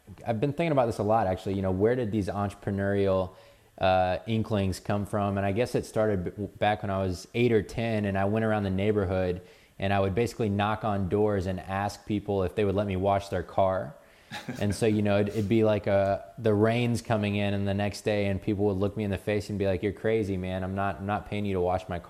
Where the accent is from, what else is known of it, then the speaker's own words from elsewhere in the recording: Atlanta, Georgia, United States; I spent most of my life growing up in Atlanta.